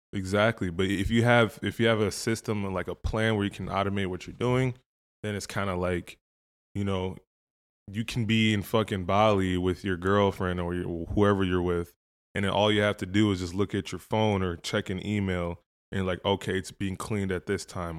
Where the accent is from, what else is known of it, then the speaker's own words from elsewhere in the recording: Woodbury, Minnesota, United States; also born or lived in Proud Lake / Andover, Minnesota / Nigeria; I grew up in Woodbury